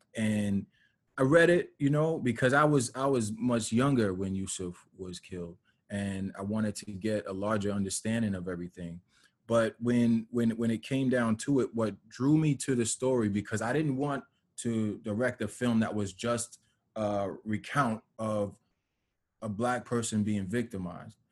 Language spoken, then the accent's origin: English; New Rochelle, New York, United States; I grew up in New Rochelle and in, in different parts of Westchester